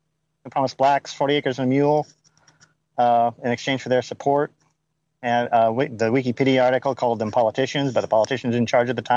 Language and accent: English; the South, United States; Yes, I am from the South.